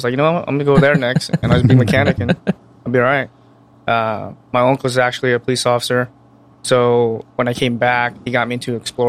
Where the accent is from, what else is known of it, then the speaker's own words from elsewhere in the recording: Pomona, California, United States; also born or lived in Orlando, Florida; I was born and raised in Pomona.